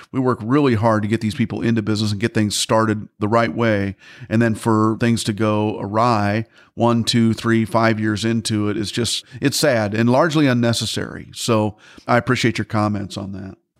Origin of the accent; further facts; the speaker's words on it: Midwest, United States; I'm from the Midwest myself